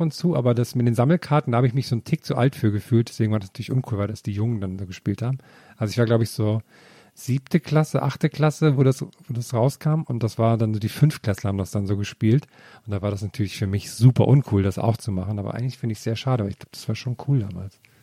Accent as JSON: {"language": "German", "region": "Thuringia", "country": "Germany", "tie": "born or raised there", "said": "meiner Kindheit in Thüringen"}